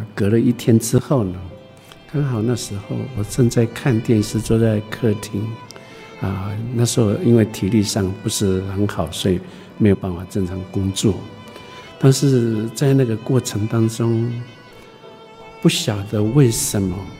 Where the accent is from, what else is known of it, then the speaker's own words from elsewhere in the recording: Fangliao, Pingtung County, Taiwan; 我在芳寮出生长大的